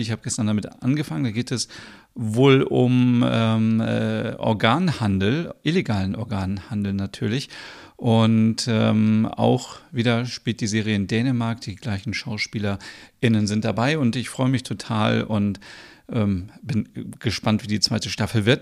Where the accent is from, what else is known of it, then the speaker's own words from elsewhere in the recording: Osnabrück, Lower Saxony, Germany; ich komme ja aus Osnabrück und lebe dort